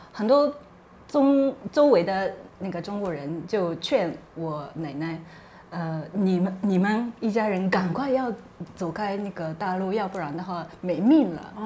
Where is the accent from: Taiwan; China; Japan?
Japan; Chinese is a second language; 我是日本人